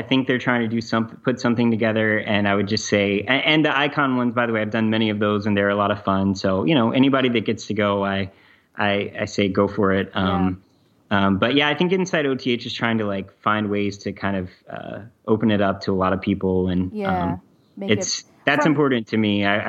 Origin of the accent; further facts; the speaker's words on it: the South, United States; Andrea and I, my wife, we're both from the South, and we got engaged in Charleston, actually.